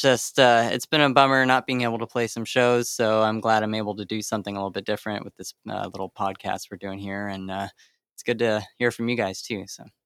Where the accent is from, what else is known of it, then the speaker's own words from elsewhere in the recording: Sacramento, California, United States; I'm from Sacramento